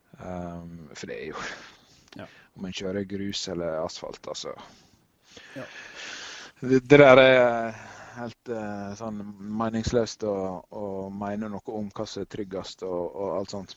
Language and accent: Norwegian; Førde, Vestland, Norway; Førde, der jeg kommer fra